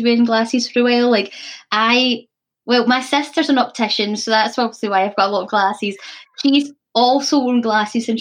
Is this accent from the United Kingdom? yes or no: yes; Scotland, United Kingdom; also born or lived in Cumbria, England; I was the only Scottish person in my drama class